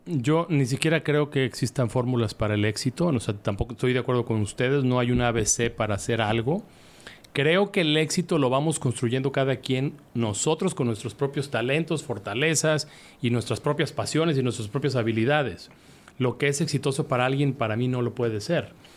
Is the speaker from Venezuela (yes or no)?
no; Guadalajara, Jalisco, Mexico; en Guadalajara, en mi tierra